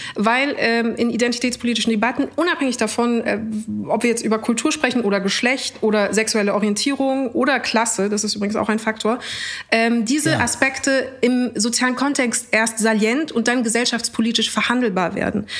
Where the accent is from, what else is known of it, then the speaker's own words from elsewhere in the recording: Munich, Bavaria, Germany; aus München.